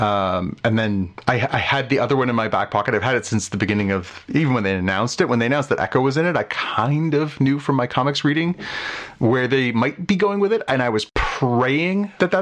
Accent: Canada; as a Canadian

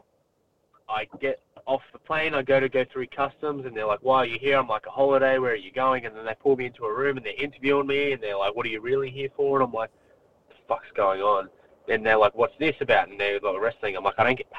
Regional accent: Melbourne, Victoria, Australia; moved away; I'm from Melbourne. I'm from the west suburbs of Melbourne.

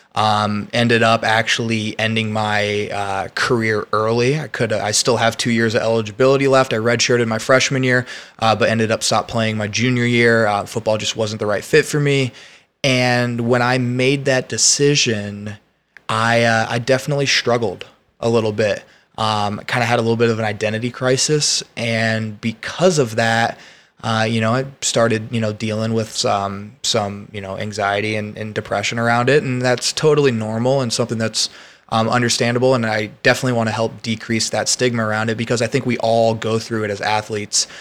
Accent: West Lafayette, Indiana, United States; moved away as an adult; now in Austin, United States; I went to college in my hometown

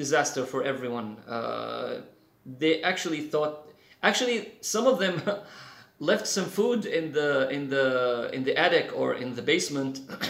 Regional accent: Douma, Rif Dimashq, Syria; moved away; I was born and raised in Syria

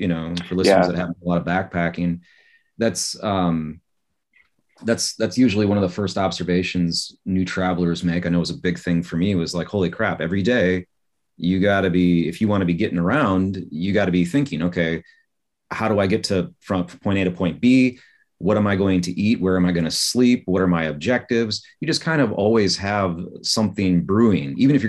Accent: United States; moved away as an adult; now in Seoul, South Korea; America, my country, my nationality, my place of birth

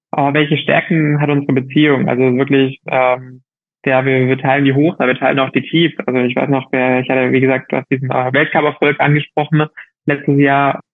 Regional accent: Germany; moved away as an adult; now in Girona, Spain; für mich als Deutscher

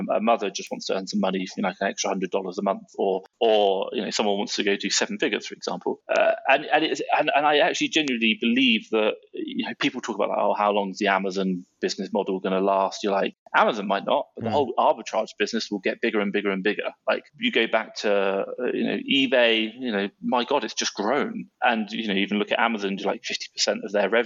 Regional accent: Southampton, South East England, United Kingdom; moved away as an adult; now in Mexico City, Mexico; I'm 35 and I'm from England

